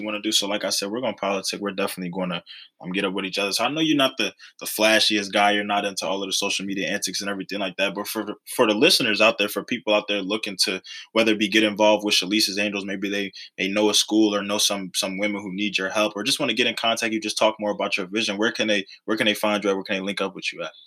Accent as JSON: {"language": "English", "town": "Philadelphia", "region": "Pennsylvania", "country": "United States", "tie": "born or raised there", "said": "growing up in Philadelphia"}